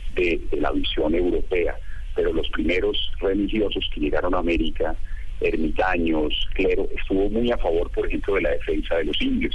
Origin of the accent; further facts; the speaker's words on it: Colombia; nuestro país